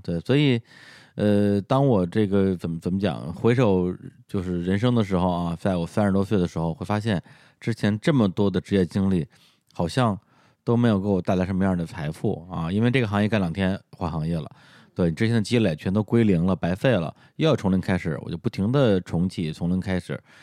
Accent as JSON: {"language": "Chinese", "region": "Beijing", "country": "China", "accent": "Beijing dialect", "said": "我们的北京话"}